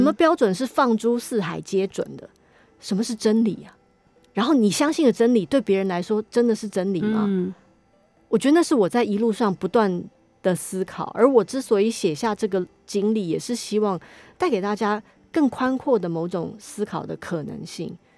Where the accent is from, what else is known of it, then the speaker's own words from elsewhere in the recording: Taiwan; 我没有那个脸说我土生土长台湾人